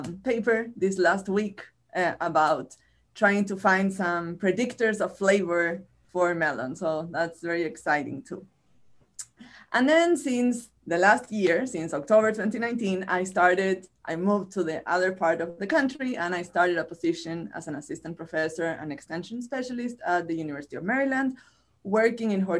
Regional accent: Chile; accent: Chilean Spanish; first language Spanish; English is a second language; moved away as an adult; now in United States; I am originally from Chile, from this country at the end of the world, where I got my bachelor's and my master's degrees

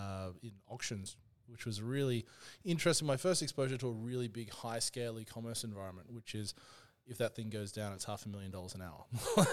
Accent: Brisbane, Queensland, Australia; moved away as an adult; also born or lived in Sunshine Coast; now in Melbourne, Australia; So I was born and bred in Brisbane, Australia. And then I went to the Sunshine Coast and did my university education there

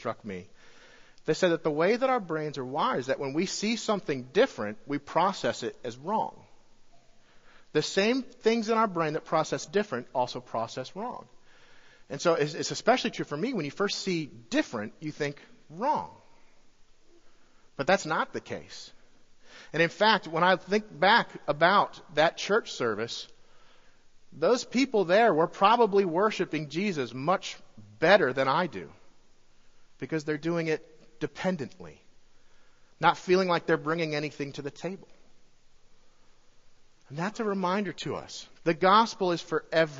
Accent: Colorado, United States; moved away; I'm from Colorado

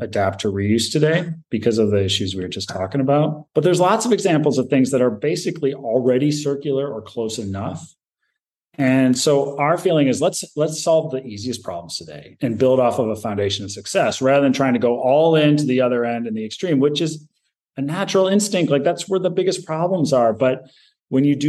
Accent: Michigan, United States; I grew up in Michigan

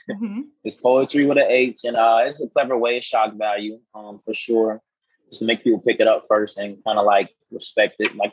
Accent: Florida, United States; now in Atlanta, United States; I'm from Florida. And uh, I always like to tell people my soul's in Seattle, my home is in Houston, but I reside in Atlanta.

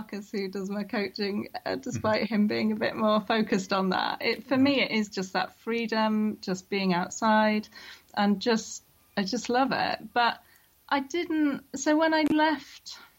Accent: Peak District, East Midlands, United Kingdom; I grew up in the Peak District

